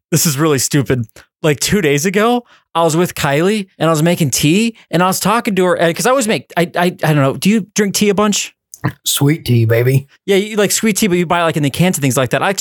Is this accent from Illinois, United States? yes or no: no; California, United States; Listen, I'm from from California.